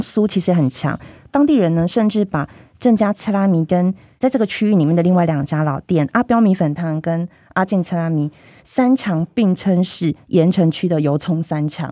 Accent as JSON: {"language": "Chinese", "region": "Tainan", "country": "Taiwan", "said": "我们台南人"}